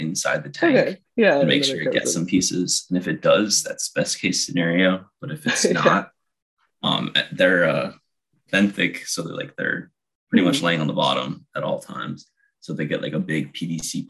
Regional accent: New Jersey, United States; moved away as an adult; now in Florida, United States; growing up in South Jersey, about an hour away from the beach

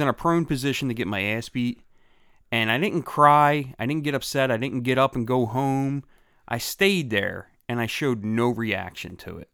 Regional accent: Philadelphia, Pennsylvania, United States; also born or lived in Bellmawr, New Jersey; I was born in Philadelphia

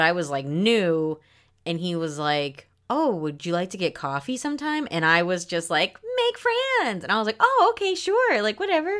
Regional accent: Syria; I'm from Syria

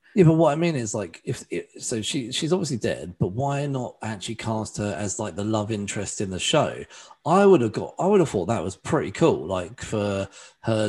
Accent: England, United Kingdom; being an Englishman

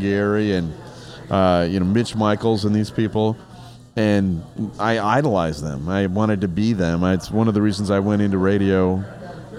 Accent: Germany; now in Chicago, United States; Kevin found out that I spoke German. I grew up in Germany. I spoke fluent German.

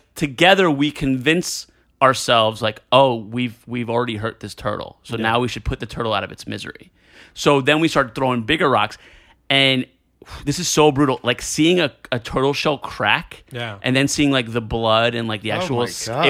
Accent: New Jersey, United States; No, I was born in Jersey.

